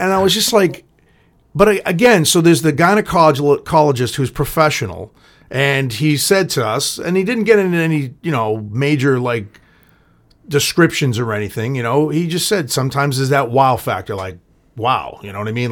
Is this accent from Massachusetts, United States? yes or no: yes; Boston, Massachusetts, United States; also born or lived in Everett; I'm from Boston